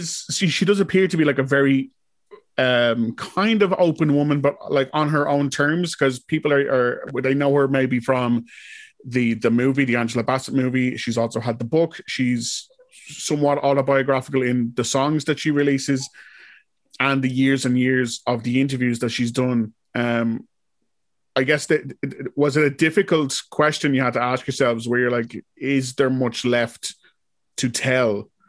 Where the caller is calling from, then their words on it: Ireland; I'm calling you from Ireland.